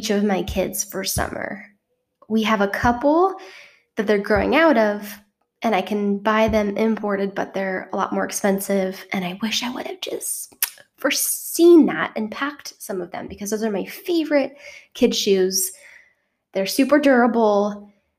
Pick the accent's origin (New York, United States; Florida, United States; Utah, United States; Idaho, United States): Utah, United States; moved away as an adult; now in South Korea; growing up in Utah